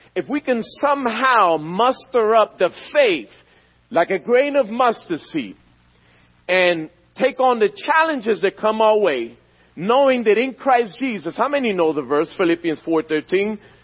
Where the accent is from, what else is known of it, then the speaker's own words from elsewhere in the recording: Philadelphia, Pennsylvania, United States; I was born and raised in Philadelphia, in the streets of North Philadelphia.